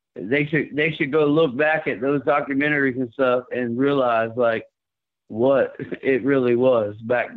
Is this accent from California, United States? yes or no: no; Miami Gardens, Florida, United States; I'm a white boy. I'm from Miami, Carroll City, man.